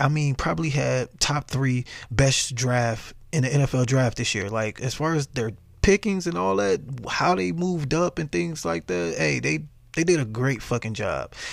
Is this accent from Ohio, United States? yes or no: no; Dallas, Texas, United States; my hometown team, the Dallas Cowboys